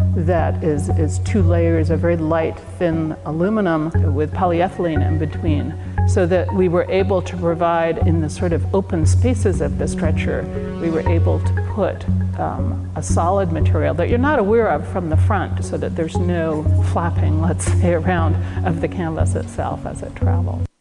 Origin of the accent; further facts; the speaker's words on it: Mid-Atlantic, United States; moved away as an adult; now in California, United States; I grew up on the East Coast, actually, like in the mid Atlantic, Pennsylvania, Maryland, Delaware area